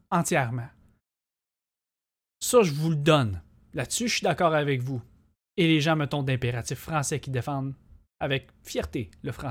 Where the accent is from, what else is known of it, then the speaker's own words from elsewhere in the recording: Quebec, Canada; Ça fait partie de notre identité, le français.